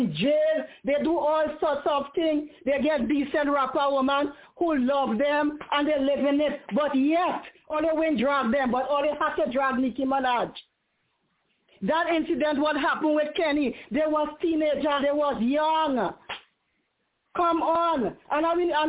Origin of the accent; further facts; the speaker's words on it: Trinidad & Tobago; I'm a Trinidadian